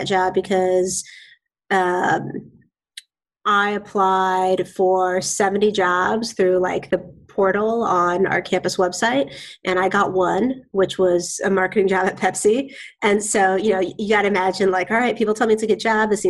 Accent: Bay Area, California, United States; also born or lived in Boston; now in Seattle, United States; I grew up in the Bay Area

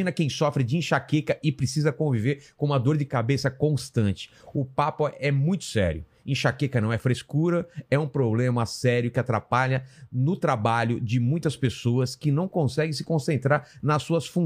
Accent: Penápolis, São Paulo, Brazil; born there; Eu nasci em Penápolis.

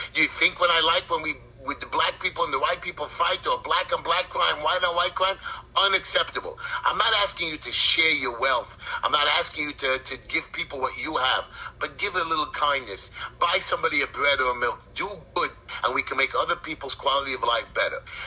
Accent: United States; I'm an American, I'm a Jew

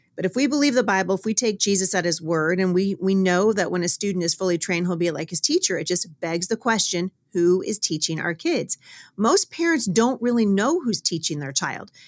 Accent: Battle Ground, Washington, United States; my hometown of Battleground, Washington

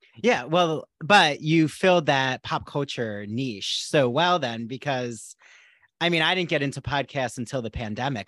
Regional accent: New Jersey, United States; I grew up in South Jersey, like, right by Philly.

